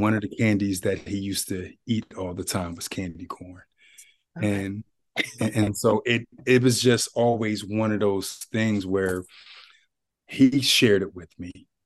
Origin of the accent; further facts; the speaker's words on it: Youngstown, Ohio, United States; moved away as an adult; now in Columbus, United States; I'm from Youngstown. I'm from oh, Ohio